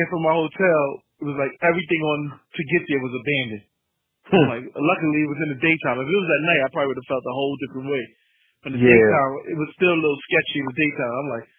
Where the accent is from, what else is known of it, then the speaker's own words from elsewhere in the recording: New York City, New York, United States; I'm from Harlem. I don't know shit about Brooklyn.